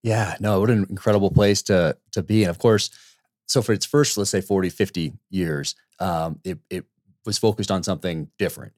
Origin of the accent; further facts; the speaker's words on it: United States; as Americans